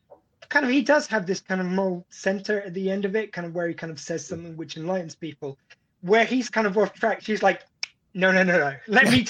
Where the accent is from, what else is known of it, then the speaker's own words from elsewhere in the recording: England, United Kingdom; I'm the English guy who's coming into an American sitcom